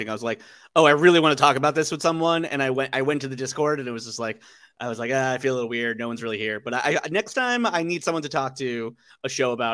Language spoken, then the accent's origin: English; New York City, New York, United States; moved away; I'm a Jew from the Upper East Side who lived on the Upper East Side for years